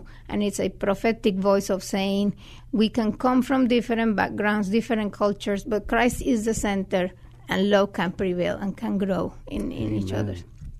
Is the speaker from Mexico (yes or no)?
yes; Monterrey, Nuevo León, Mexico; moved away as an adult; also born or lived in West Ohio; now in San Antonio, United States; I am actually originally from Mexico. I'm from Monterrey, Mexico.